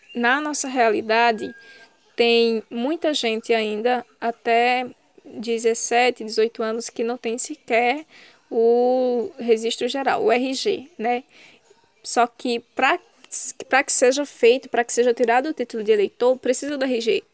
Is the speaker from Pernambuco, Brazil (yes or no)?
yes; Ouricuri, Pernambuco, Brazil; Eu sou do sertão do Araripe, da cidade de Oricuri, uma comunidade de uma comunidade rural chamada Sítio Lagoa do Pau Ferro